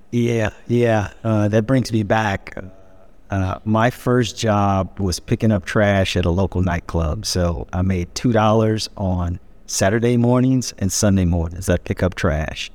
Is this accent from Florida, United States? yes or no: no; Peoria, Illinois, United States; moved away as an adult; I'm born and raised to a Peorian